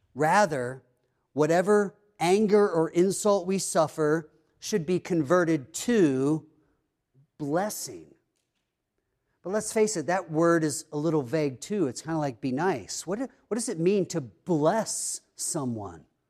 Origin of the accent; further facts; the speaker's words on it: East Coast, United States; moved away; growing up on the East Coast, that area is kinda known for being kind of cold